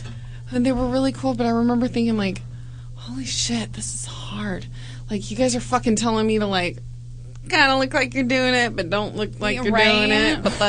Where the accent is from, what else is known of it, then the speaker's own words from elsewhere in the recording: Huntington Beach, California, United States; moved away; my hometown of Huntington Beach, California.